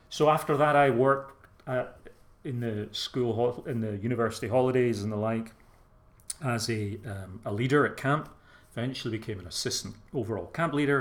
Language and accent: English; Glasgow, Scotland, United Kingdom; accent: soft Glasgow; moved away as an adult; now in England, United Kingdom; I am Scottish by birth, but uh, I've lived down here 30, 35 years. The accent hasn't changed too much. Although, when I was in Scotland and working with young folk there